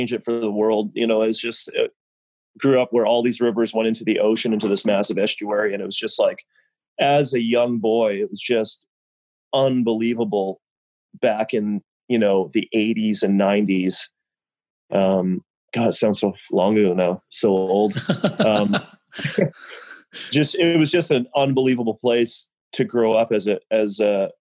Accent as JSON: {"language": "English", "area": "Vancouver Island", "region": "British Columbia", "country": "Canada", "tie": "born or raised there", "moved": "as an adult", "lives_now": "Belize", "said": "I grew up, my father was stationed on Vancouver Island, British Columbia"}